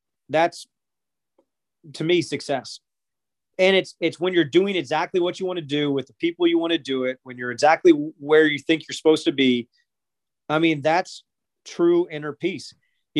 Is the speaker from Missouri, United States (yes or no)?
yes; St. Louis, Missouri, United States; I grew up in St. Louis.